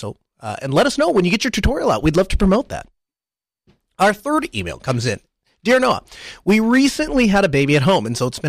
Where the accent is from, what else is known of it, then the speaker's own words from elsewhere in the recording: Spain; I'm from Spain.